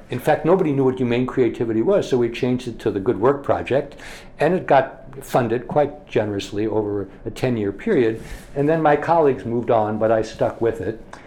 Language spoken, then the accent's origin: English; Scranton, Pennsylvania, United States; moved away as an adult; also born or lived in Massachusetts; I grew up in Scranton, Pennsylvania